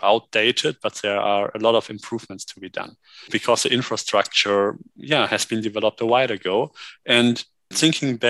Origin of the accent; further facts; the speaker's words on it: Germany; Me being a native German